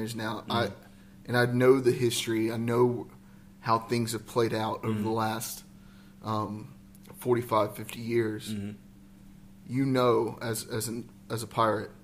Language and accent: English; Lexington, North Carolina, United States; I grew up in Lexington, North Carolina